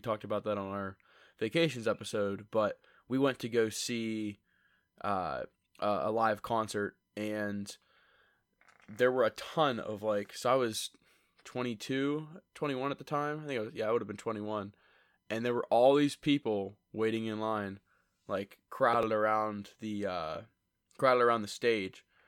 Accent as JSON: {"language": "English", "town": "Lewistown", "region": "Pennsylvania", "country": "United States", "said": "We're from Lewistown, State College area"}